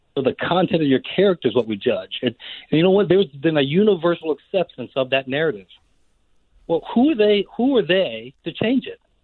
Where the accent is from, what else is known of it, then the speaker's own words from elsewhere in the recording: United States; who we are as Americans